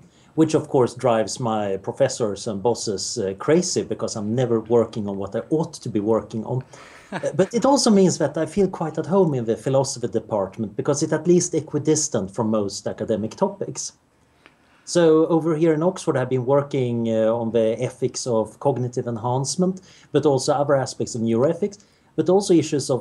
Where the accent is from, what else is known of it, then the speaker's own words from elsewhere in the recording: Sweden; I grew up in Sweden in the 70s, which was about as boring as you can imagine.